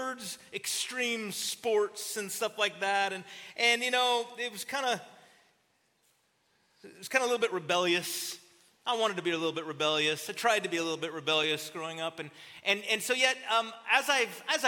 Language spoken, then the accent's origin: English; Southern California, United States; I'm from Southern California